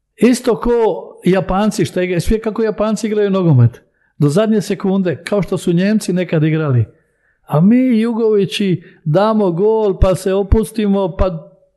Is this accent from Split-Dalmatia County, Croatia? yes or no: yes; Split, Split-Dalmatia County, Croatia; also born or lived in Belgrade, Serbia; ja sam iz Jugoslavije.